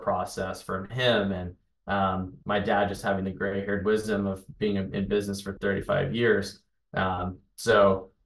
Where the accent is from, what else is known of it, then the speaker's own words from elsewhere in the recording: Charleston, South Carolina, United States; moved away; growing up in Charleston, in and around it all the time